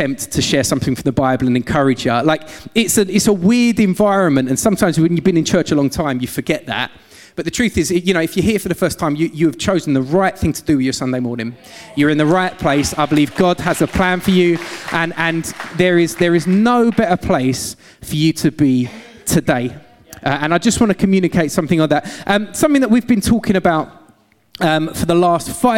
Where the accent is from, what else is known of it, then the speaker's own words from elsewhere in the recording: London, United Kingdom; accent: London-Essex mix; moved away as an adult; also born or lived in Essex; now in Gloucester, United Kingdom; we moved from London, as you can probably tell by the voice, not a Gloucester local. A bit of a weird London-Essex mix